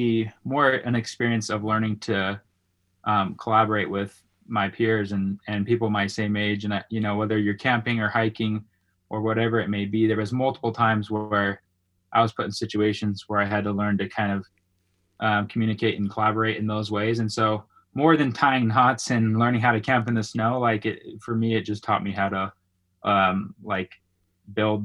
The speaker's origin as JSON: {"language": "English", "town": "Salt Lake City", "region": "Utah", "country": "United States", "tie": "born or raised there", "also_born_or_lived": "St. Louis, Missouri", "said": "I grew up in Salt Lake City, Utah. I spent the first 13 years of my life there"}